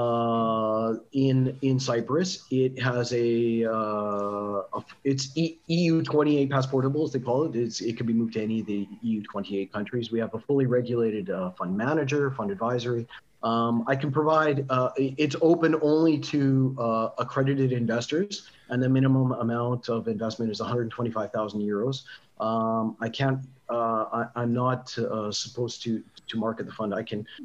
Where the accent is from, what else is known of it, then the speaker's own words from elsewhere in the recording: Canada; also born or lived in Montenegro; now in Kiev, Ukraine; maybe I'm Canadian